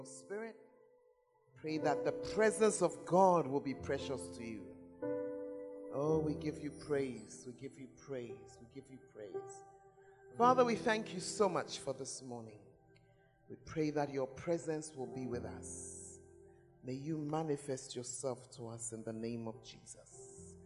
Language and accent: English; Ghana; if you are as Ghanaian as me, Ghanaians, we don't like change